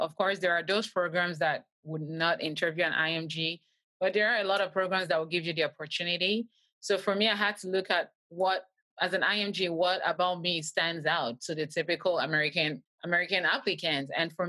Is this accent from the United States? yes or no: no; Canada; I'm Canadian. We don't have the step in Canada.